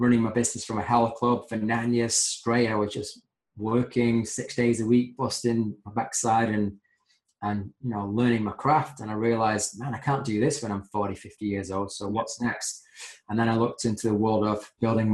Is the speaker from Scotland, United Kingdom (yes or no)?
no; Manchester, North West England, United Kingdom; born and bred in Manchester